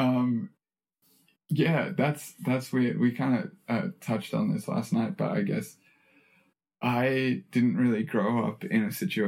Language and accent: English; Australia; being an Australian citizen